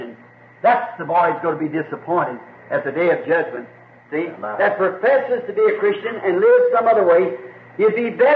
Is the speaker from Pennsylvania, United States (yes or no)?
no; Kentucky, United States; I was born up here in Kentucky, where it's very primitive, especially back when I was a kid.